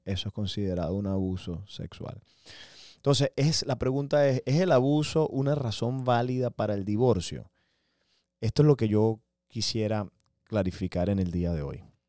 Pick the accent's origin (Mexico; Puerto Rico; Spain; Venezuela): Venezuela; now in United States; yo soy venezolano.